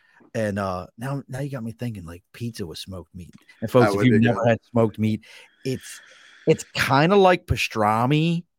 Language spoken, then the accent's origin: English; Baltimore, Maryland, United States; moved away; where I grew up at in Baltimore